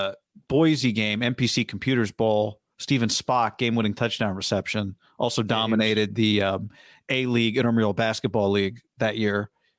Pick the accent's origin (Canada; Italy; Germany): Germany; English is a second language; Well, I'm from Germany, and I can tell you that it's a huge fan base, and it's getting bigger year to year.